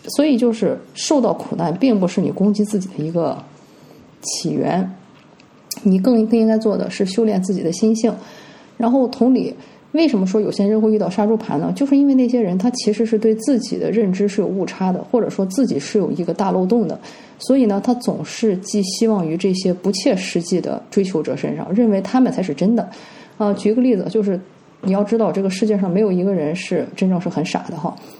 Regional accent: China; 我们中国人经常说的啊，男才女貌，门当户对

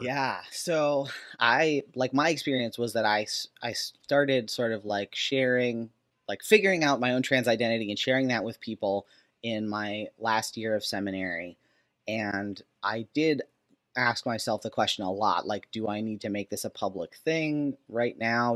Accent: Minnesota, United States; I grew up in Minnesota

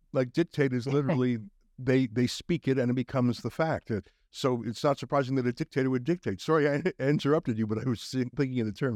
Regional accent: Canada; Being a Canadian

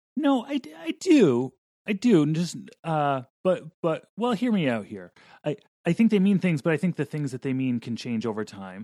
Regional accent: Vermont, United States; I grew up in Vermont

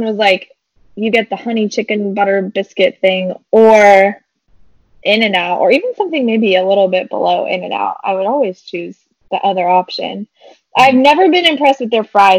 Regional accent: San Diego, California, United States; also born or lived in Phoenix, Arizona; I am originally from San Diego and have recently moved back to this area of Southern California after spending 5 beautiful years in the hot desert of Phoenix, Arizona

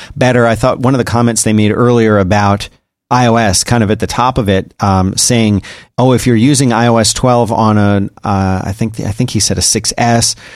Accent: United States; I'm American

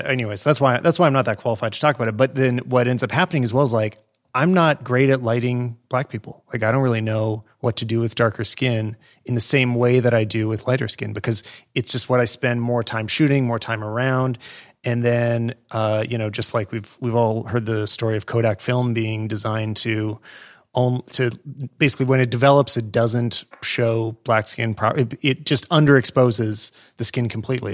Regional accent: Western Canada, Canada; I grew up in Western Canada

